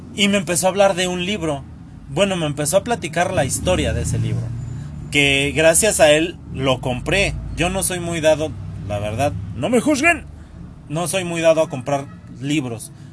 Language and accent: Spanish; Tlalnepantla, State of Mexico, Mexico; soy de Tlalnepantla